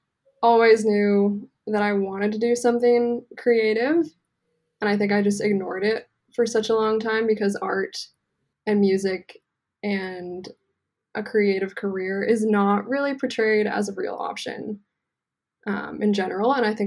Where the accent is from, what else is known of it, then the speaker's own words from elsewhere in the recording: Santa Cruz, California, United States; I grew up in Santa Cruz.